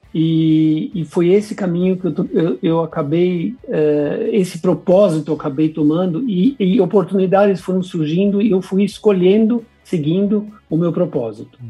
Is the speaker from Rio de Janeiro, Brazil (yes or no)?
no; São Paulo, Brazil; eu sou nascido em São Paulo, brasileiro. O nome alemão vem dos meus pais, que são imigrantes alemães